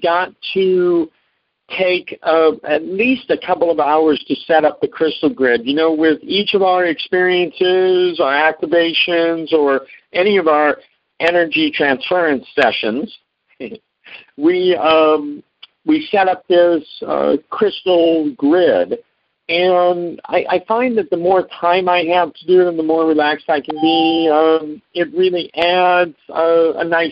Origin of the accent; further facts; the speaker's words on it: Omaha, Nebraska, United States; now in Southern California, United States; I flew from Southern California to Omaha, Nebraska, and that is my hometown where I was born and raised.